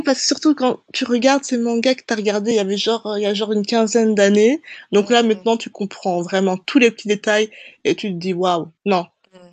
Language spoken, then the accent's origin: French; Brussels, Brussels-Capital Region, Belgium; je suis bruxelloise, une petite belge, j'ai nègre, je suis née et j'ai grandi là-bas